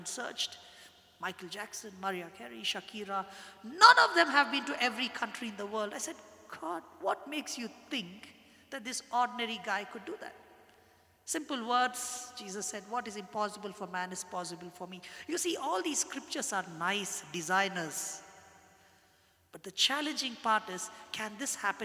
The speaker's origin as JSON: {"language": "English", "country": "India", "said": "I'm a Christian and I'm an Indian"}